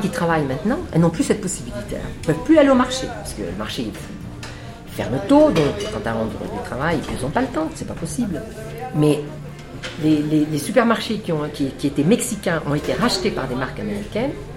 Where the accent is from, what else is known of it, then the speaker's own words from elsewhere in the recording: Normandy, France; moi, je suis normande